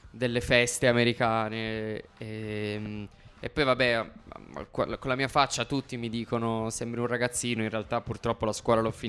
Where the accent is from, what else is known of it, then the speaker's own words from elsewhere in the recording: Turin, Piedmont, Italy; Sono di Torino e sono di zona Borgo Vittoria, che è vicino Madonna di Campagna, non lontano dallo stadio della Juve.